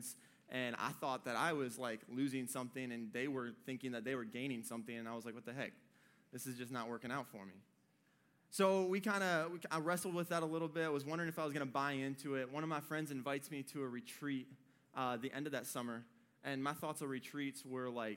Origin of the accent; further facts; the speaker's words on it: Michigan, United States; moved away as an adult; I was born and bred in Michigan. I lived up there for 18 years.